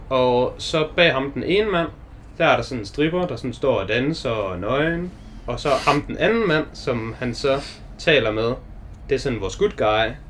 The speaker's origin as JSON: {"language": "Danish", "country": "Denmark", "said": "vi er danskere"}